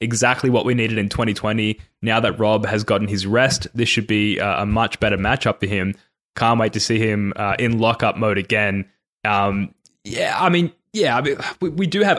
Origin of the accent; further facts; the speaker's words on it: Australia; also born or lived in Sydney; an Aussie Hoops fan